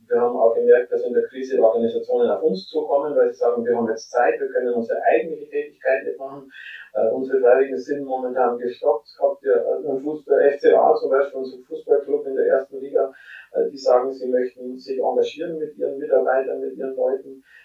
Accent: Germany; bei uns in Deutschland

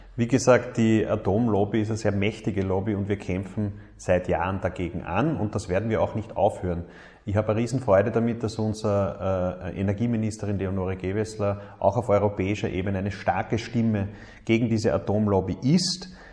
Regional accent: Mühlviertel, Upper Austria, Austria; ich bin im Müllviertel aufgewachsen

